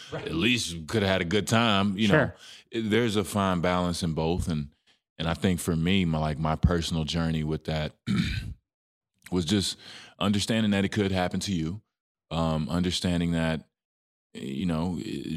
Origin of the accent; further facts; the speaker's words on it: Dallas, Texas, United States; It's my hometown team